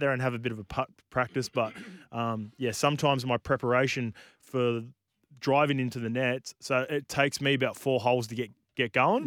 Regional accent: New Zealand; as a Kiwi

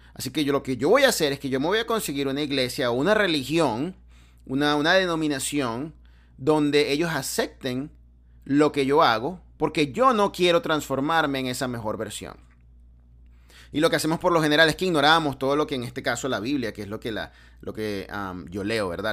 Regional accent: Venezuela; now in United States; de donde yo vengo en Venezuela

